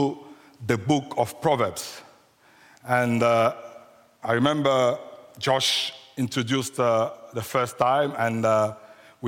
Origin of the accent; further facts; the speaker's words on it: Kinshasa, DR Congo; first language French; English is a second language; moved away as an adult; now in United Kingdom; So we are coming from Africa, from the Democratic Republic of Congo, just Central Africa, and we come straight from Kinshasa, which is the capital of the Democratic Republic of Congo. So if you sound my accent a bit weird or strange, so be merciful with me, because French is my first language, so English is the second language.